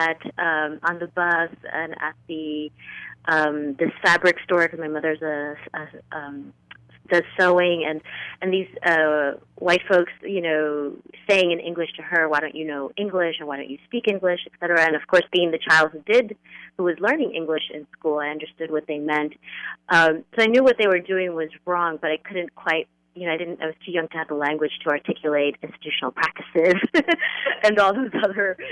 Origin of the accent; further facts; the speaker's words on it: northern New Jersey, United States; we grew up in a small working-class community just outside of New York City, so that little corner of northern New Jersey